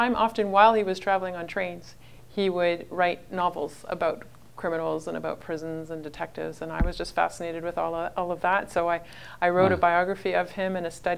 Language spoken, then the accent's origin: English; Ottawa, Ontario, Canada; also born or lived in Oxford, England; now in Barry's Bay, Canada; I grew up in Ottawa, Ontario